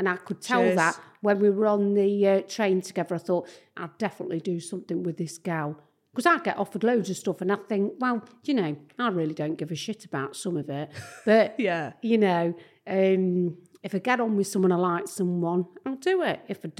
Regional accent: Nottingham, East Midlands, United Kingdom; I'm from Nottingham.

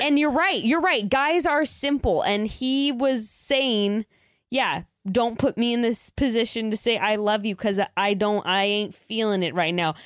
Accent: California, United States; we were born and raised in California

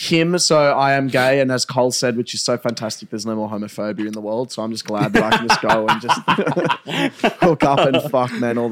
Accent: Australia; I'm from Australia

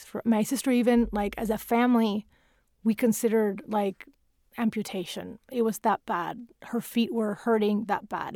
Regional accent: Venezuela; English is a second language; moved away as an adult; now in United States; the little girl growing up in South America

